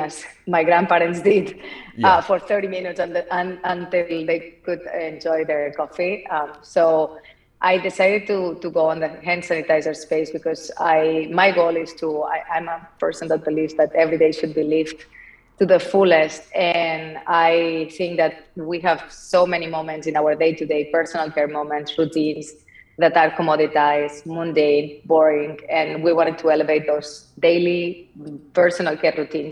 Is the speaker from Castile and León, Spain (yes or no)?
no; Barcelona, Catalonia, Spain; English is a second language; moved away; as you can tell from my accent, I'm not from here. I'm from Barcelona. I was born and raised in an entrepreneurial family